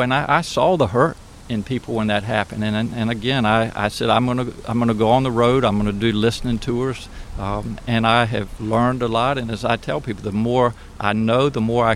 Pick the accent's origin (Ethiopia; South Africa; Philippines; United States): United States; Eastern Shore of Virginia; also born or lived in Norfolk, Virginia; I'm from the Eastern Shore of Virginia